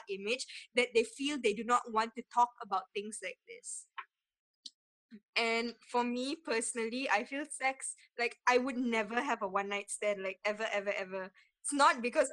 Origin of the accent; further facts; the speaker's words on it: Malaysia; Malaysians in general